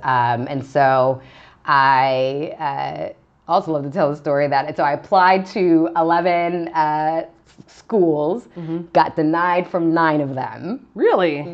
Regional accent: Vista, California, United States; also born or lived in Hollywood, California / Altadena, California; then moved to San Diego County, a small town called Vista, California, okay. Um, in kind of the north part of San Diego County, and that's where I primarily grew up, so kind of uh, first grade to high school

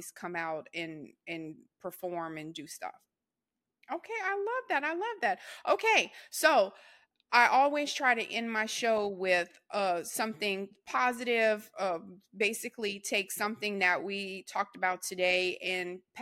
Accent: Louisiana, United States; accent: Louisiana; my Louisiana accent

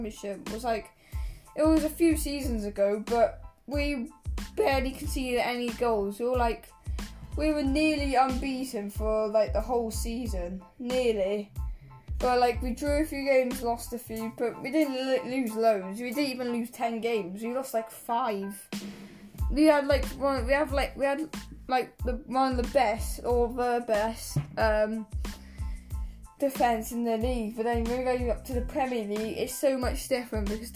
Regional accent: England, United Kingdom; now in Wales, United Kingdom; I live in Wales, but I am English

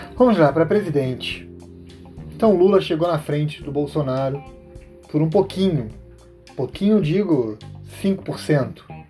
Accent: São Paulo, Brazil; eu sou paulista, eu tenho vergonha, vergonha do povo da minha terra

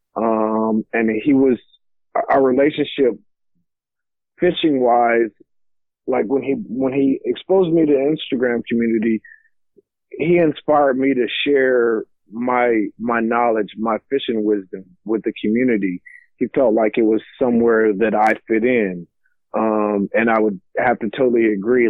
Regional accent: Lockhart, Texas, United States; also born or lived in San Antonio, Texas; now in Mansfield, United States; I grew up in Lockhart, Texas

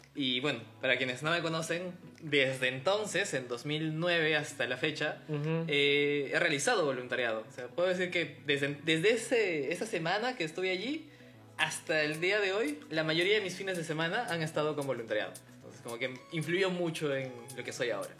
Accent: Cusco, Peru; now in Lima, Peru; Yo sí nací en Cusco.

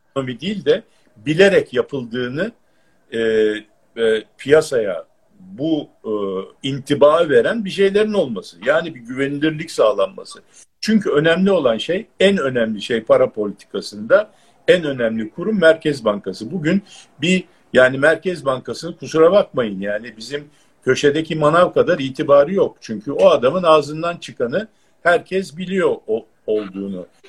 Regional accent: Turkey; biz yani Türk'üz

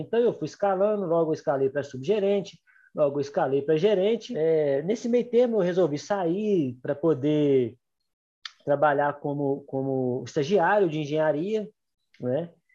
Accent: Gouveia, Minas Gerais, Brazil; also born or lived in Belo Horizonte; Sou do interior de Minas, né, de Gouveia, nasci aqui

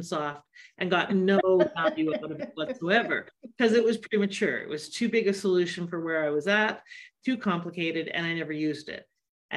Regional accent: Canada; I'm Canadian

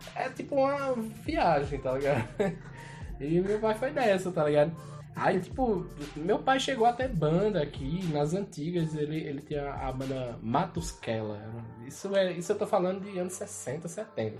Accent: Esperança, Brazil; eu sou nascido aqui em Esperança

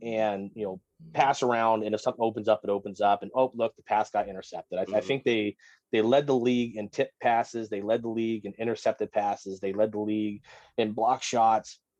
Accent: Orange, California, United States; also born or lived in Colorado; now in North Carolina, United States; I was born about 15 minutes at Chapman General Hospital, so like 15, 20 minutes from where the Angels play

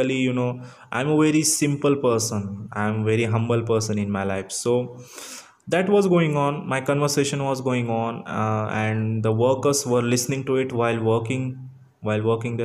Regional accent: Marathi medium background, Maharashtra, India; English is a second language; I'm from Marathi medium student. I'm from Marathi medium background. Purely in my family also, only I'm the person who can speak English

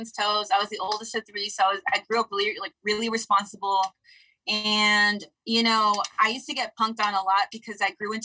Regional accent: Los Angeles, California, United States; also born or lived in Crenshaw / Inglewood; I grew up

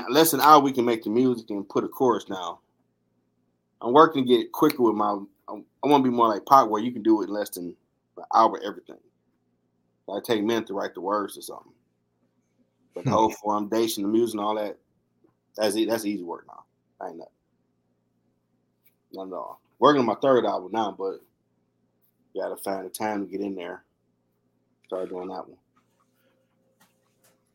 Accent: Detroit, Michigan, United States; I'm from Detroit

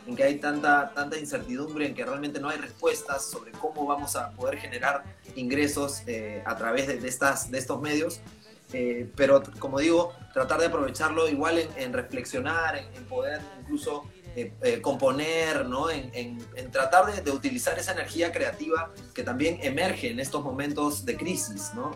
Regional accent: Lima, Peru; los demás somos acá limeños

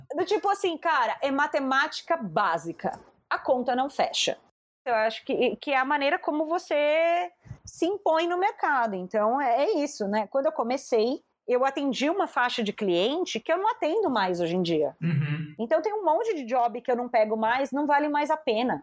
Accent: Brazil; eu não sou tipo brasileira vira-lata

